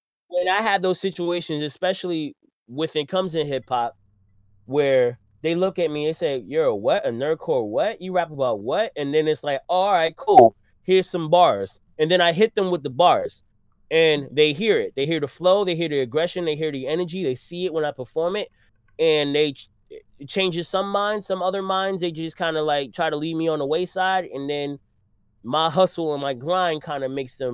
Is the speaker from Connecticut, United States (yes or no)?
no; New York City, New York, United States; I'm from Brooklyn